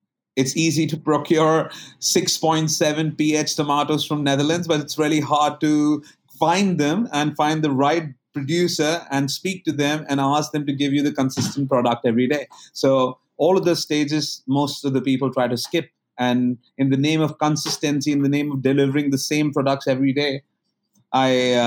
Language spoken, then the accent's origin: English; India; moved away as an adult; now in Thailand; I come from India. I was raised in delicious food being cooked by my mom and my grandmother. Well, I come from a very small town.